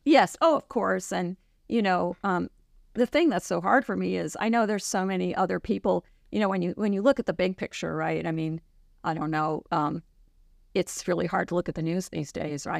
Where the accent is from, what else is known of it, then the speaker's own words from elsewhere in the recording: a suburb of New York City, United States; moved away as an adult; now in Juneau, United States; I grew up in New York, in a suburb of New York City, and I moved to Alaska in the late eighties